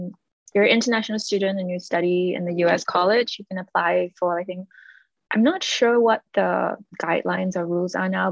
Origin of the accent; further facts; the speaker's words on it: Singapore; moved away as an adult; now in United States; I grew up in Singapore and I was part of the majority mm-hmm. ethnicity.